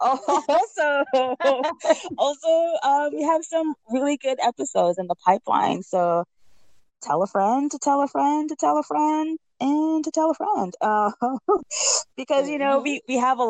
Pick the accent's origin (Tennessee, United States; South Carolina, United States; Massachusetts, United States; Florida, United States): Massachusetts, United States; Boston; now in Brooklyn, United States; I'm from Boston